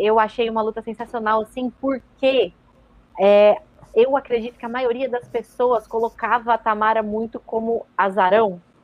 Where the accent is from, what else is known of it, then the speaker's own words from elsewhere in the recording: Brazil; somos brasileiros